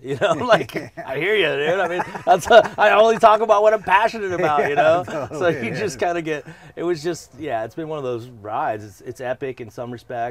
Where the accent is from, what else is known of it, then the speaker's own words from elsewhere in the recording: Colorado, United States; moved away as an adult; also born or lived in San Diego; I grew up in Colorado.